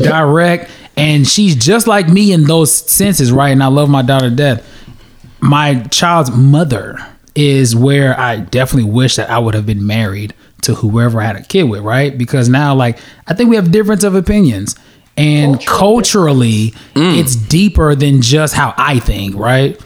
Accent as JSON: {"language": "English", "country": "United States", "tie": "born or raised there", "also_born_or_lived": "Nigeria", "said": "my parents are direct immigrants of Nigeria. They came and had their children in America. We went back to Nigeria, went to the village, and then we came back to America"}